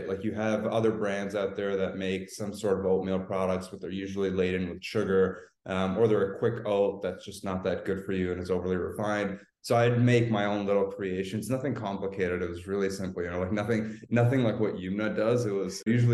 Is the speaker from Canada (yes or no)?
yes; Canada; now in Los Angeles, United States; I'm Canadian, actually, even though I'm in Los Angeles right now